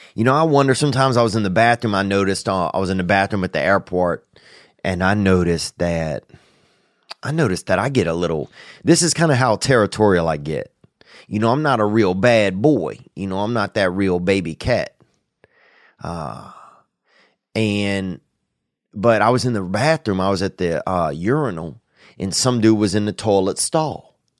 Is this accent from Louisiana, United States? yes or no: yes; Louisiana, United States; born or raised there; moved away